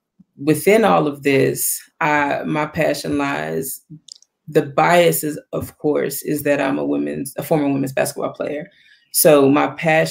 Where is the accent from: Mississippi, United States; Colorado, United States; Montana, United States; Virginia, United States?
Virginia, United States; Wytheville; moved away as an adult; also born or lived in High Point, North Carolina; I'm actually from Virginia, a small town in Virginia, Wytheville, Virginia, actually.